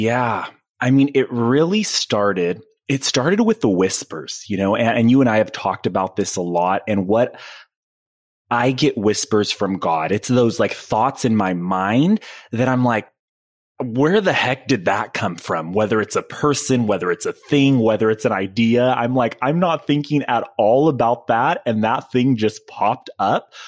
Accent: Fresno, California, United States; also born or lived in Madera, California; in, um, Northern California, in, in Fresno a, and Madera

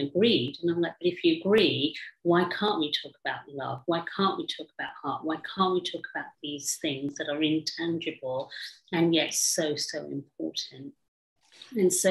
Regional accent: England, United Kingdom; growing up in England

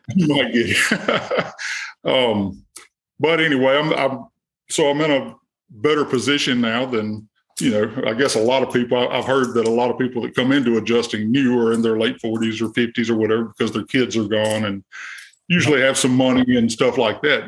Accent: Monroe, Louisiana, United States; I'm from Monroe, Louisiana, kind of in the northeast part of the state.

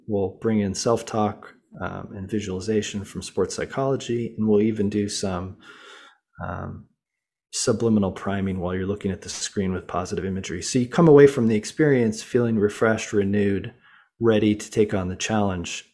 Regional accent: Boulder, Colorado, United States; I grew up in Boulder, Colorado

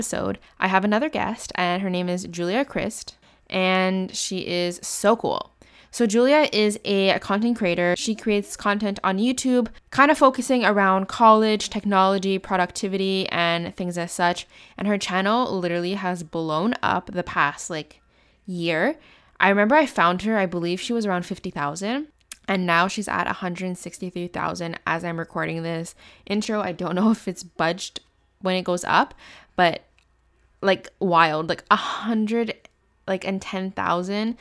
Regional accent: Canada; I'm from Canada

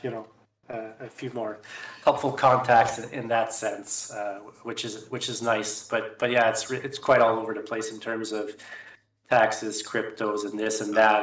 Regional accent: Canada; I'm Canadian, so from Canada

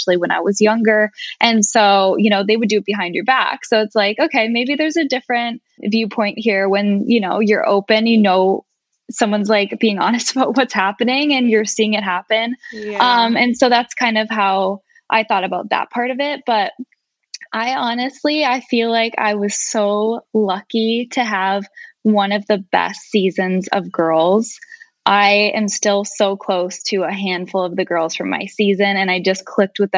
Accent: Minnesota, United States; moved away; I'm from Minnesota, but being from the Midwest back home

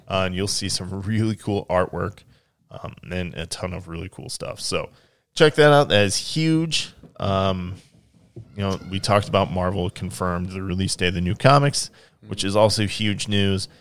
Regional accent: United States; I'm an American

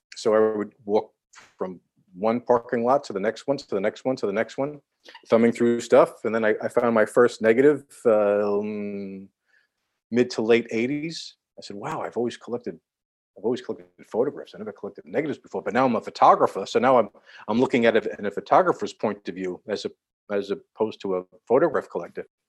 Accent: New York City, New York, United States; I'm born and raised in Manhattan, born in New York City

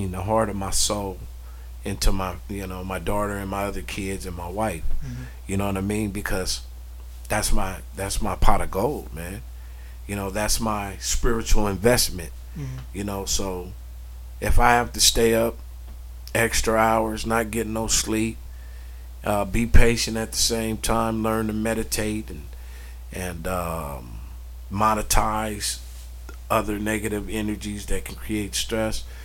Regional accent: Pomona, California, United States; moved away as an adult; now in Seattle, United States; no matter where I move, I'm from Pomona, California

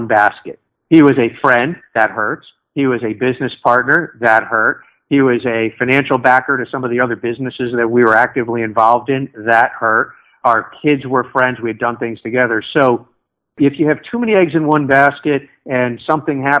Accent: Connecticut, United States; I grew up in Connecticut

